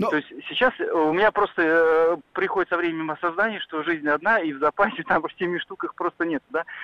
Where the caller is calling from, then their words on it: Kazan, Tatarstan, Russia; А, добрый день, я из Казани.